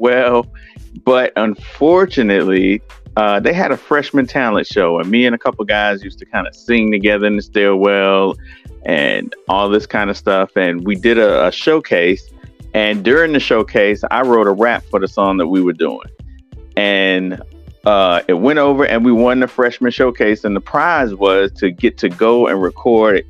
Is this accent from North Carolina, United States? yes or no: yes; Winston-Salem, North Carolina, United States; also born or lived in Brooklyn, New York; me and my mom decided to move down here